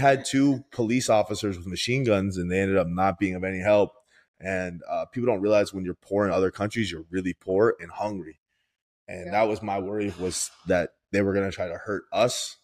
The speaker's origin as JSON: {"language": "English", "area": "Broward", "region": "Florida", "country": "United States", "tie": "born or raised there", "said": "I grew up in Florida. I grew up in Broward"}